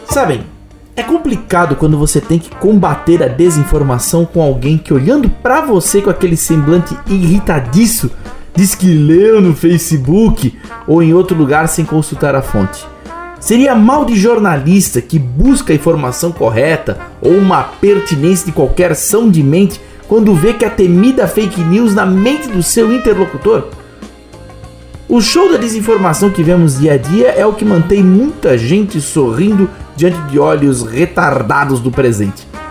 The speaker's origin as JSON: {"language": "Portuguese", "town": "Blumenau", "region": "Santa Catarina", "country": "Brazil", "said": "Em Blumenau, isto é iguaria, lei magna da culinária da minha terrinha."}